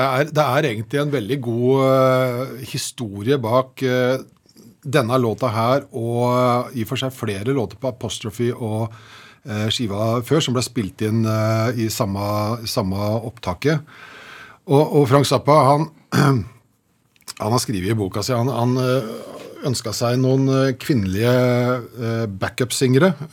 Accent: Slemmestad, Akershus, Norway; jeg er fra Slemmestad

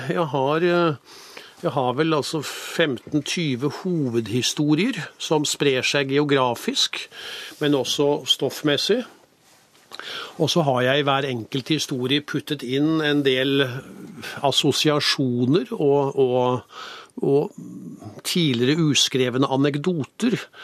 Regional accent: Norway; jeg kommer fra Norge

